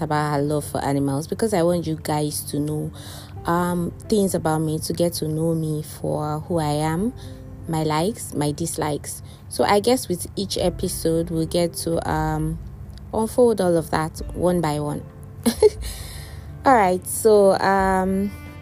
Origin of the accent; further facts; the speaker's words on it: Nigeria; now in Dubai, United Arab Emirates; I'm a Nigerian and I'm based here in the United Arab Emirates